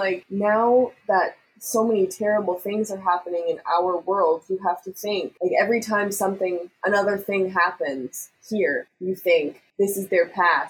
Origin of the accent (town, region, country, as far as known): Canada